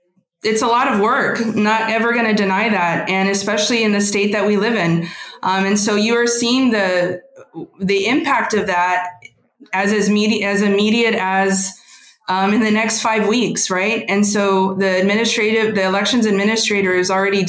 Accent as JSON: {"language": "English", "town": "San Antonio", "region": "Texas", "country": "United States", "tie": "born or raised there", "said": "grew up in Lavaca, then moved to the north side in high school"}